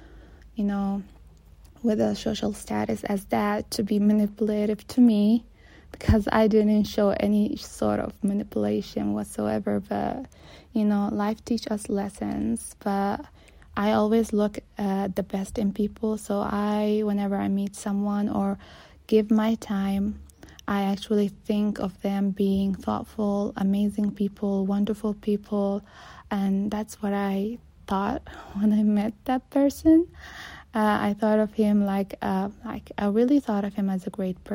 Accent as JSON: {"language": "English", "country": "Saudi Arabia", "tie": "born or raised there", "said": "I'm born and raised in Saudi Arabia."}